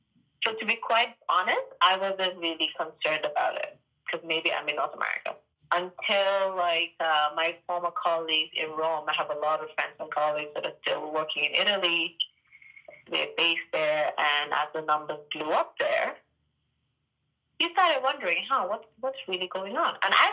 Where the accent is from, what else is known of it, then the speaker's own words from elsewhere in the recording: Gambia; I mean, I'm from the Gambia, and they have, what, two or four cases?